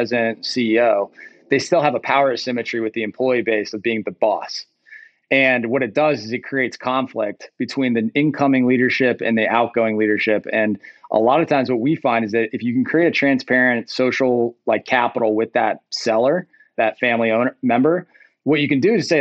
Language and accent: English; Rust Belt, United States; I grew up in the Rust Belt to some degree